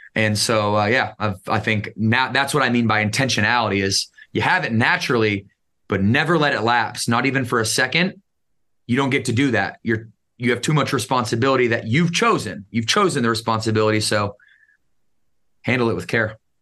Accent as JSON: {"language": "English", "town": "Battle Creek", "region": "Michigan", "country": "United States", "tie": "born or raised there", "said": "I grew up in Battle Creek, Michigan."}